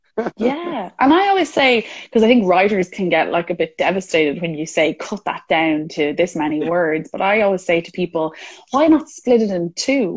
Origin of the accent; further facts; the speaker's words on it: Ireland; I'm Irish